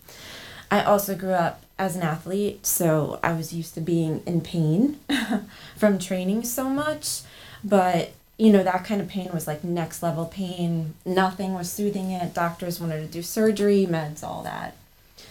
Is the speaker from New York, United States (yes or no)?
yes; New York City, New York, United States; I was born and raised here on Staten Island